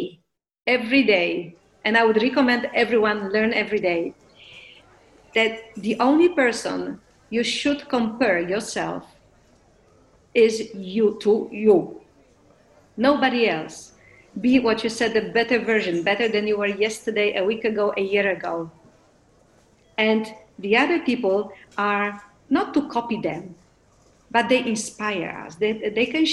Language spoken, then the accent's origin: English; Poland; English is a second language; moved away; also born or lived in Netherlands / Brazil / Mexico